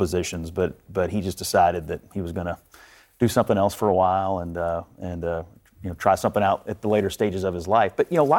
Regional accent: Dawson Springs, Kentucky, United States; I'm from Dawson Springs, Kentucky, where the tornadoes hit not this past December, but the one before last. You know, every home that … ever lived in was destroyed by a tornado there.

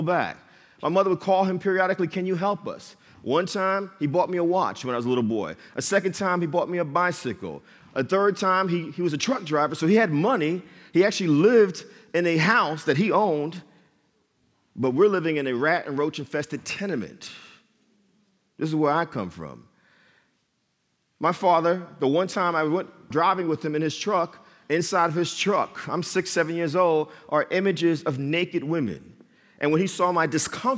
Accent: Jersey City, New Jersey, United States; I was born and raised in Jersey City, New Jersey

